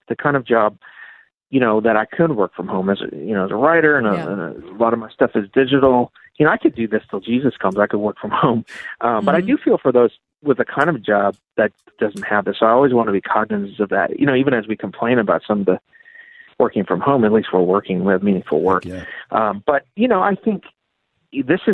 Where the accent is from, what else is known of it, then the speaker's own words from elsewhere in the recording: Chicago, Illinois, United States; growing up in Chicago, listening to Moody Radio, hearing teaching on the radio